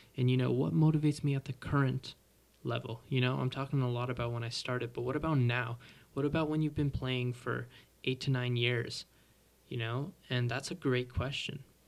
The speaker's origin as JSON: {"language": "English", "town": "Mississauga", "region": "Ontario", "country": "Canada", "said": "I'm a drummer from Toronto, or well, technically Mississauga"}